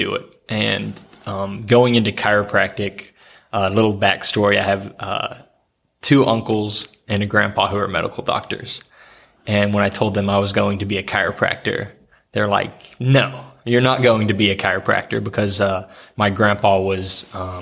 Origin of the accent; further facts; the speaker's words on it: Oklahoma, United States; now in Ohio, United States; I grew up in Oklahoma